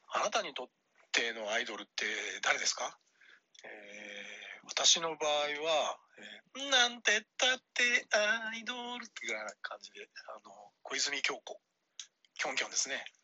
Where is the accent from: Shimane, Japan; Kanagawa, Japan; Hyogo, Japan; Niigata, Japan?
Kanagawa, Japan; Yokohama; also born or lived in Yamagata; now in Osaka, Japan; 山形生まれ、横浜育ち、大阪暮らし